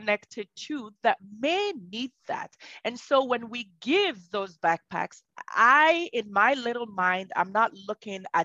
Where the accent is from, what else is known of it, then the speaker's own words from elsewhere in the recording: Southern Province, Sierra Leone; moved away; I am from Sierra Leone. I'm a Sierra Leonean born. My toddler or little age years were in southern Sierra Leone in the Pujon area.